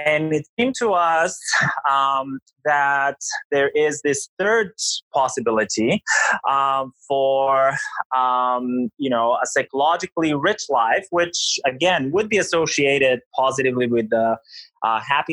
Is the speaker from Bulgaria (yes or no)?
yes; Bulgaria; moved away as an adult; also born or lived in United States / England / Greece / Canada; I'm from Bulgaria originally. I grew up in Bulgaria. You know, I moved to the United States for college.